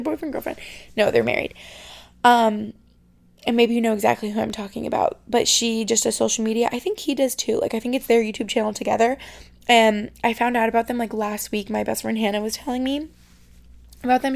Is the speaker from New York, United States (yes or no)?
yes; Albany, New York, United States; moved away as an adult; now in Boston, United States; I grew up in Albany, New York, and that felt like home for my first 18 years